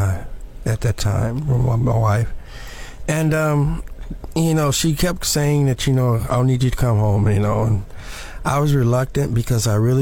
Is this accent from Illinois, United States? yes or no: yes; Chicago, Illinois, United States; now in Florida, United States; I'm from Chicago.